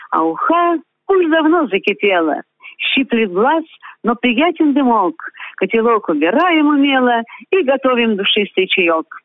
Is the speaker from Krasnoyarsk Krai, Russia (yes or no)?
no; Moscow, Russia; moved away as an adult; also born or lived in Sakhalin; now in Kopeysk, Russia; Я родилась в Москве, закончила университет – и затем, по велению сердца и души, поехала работать учителем на Дальний Восток.